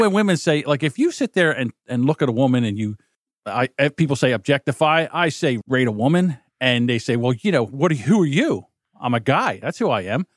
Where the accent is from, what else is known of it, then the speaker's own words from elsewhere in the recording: New Jersey, United States; I'm from New Jersey